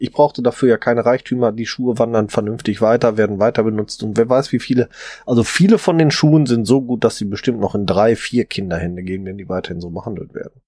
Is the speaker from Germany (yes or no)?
yes; Ruhr area, North Rhine-Westphalia, Germany; bei uns im Ruhrpott